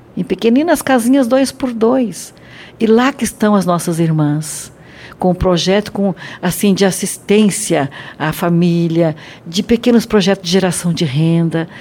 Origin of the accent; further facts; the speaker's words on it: Brazil; nós brasileiros